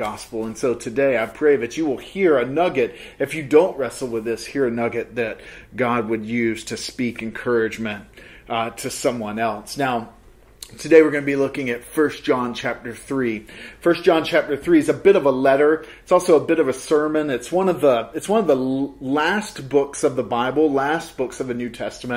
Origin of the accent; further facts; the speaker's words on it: the South, United States; moved away; I grew up in the South and Baptist tradition